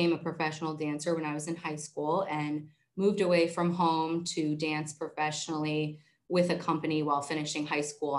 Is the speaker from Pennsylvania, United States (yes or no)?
yes; Erie, Pennsylvania, United States; I moved back to my hometown of Erie